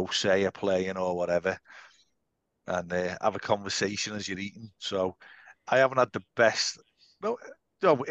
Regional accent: England, United Kingdom; we're all English

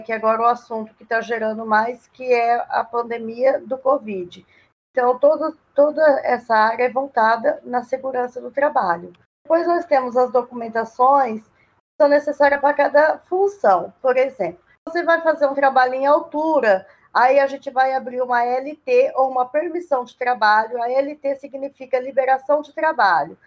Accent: Ilha Solteira, São Paulo, Brazil; moved away as an adult; now in Três Lagoas, Brazil; Ilha Solteira, onde eu nasci, é minha cidade natal

